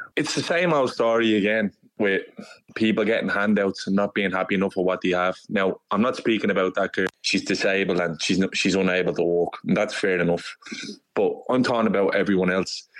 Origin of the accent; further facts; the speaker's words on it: Dublin, Leinster, Ireland; I'm from Dublin